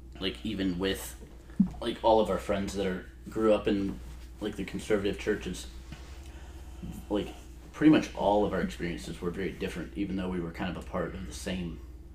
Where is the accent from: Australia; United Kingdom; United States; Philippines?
United States; Michigan; moved away as an adult; Michigan. Lived, yeah. Was born and lived the same place till I was 22.